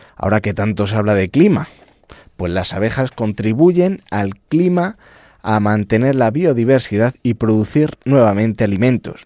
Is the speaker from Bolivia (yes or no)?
no; El Arenal, Castile and León, Spain; yo soy de la provincia de Ávila